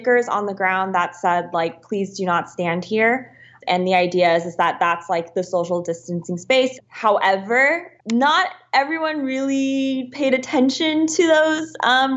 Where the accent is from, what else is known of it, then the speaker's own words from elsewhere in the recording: Northern California, United States; moved away as an adult; now in Shanghai, China; I was from Northern California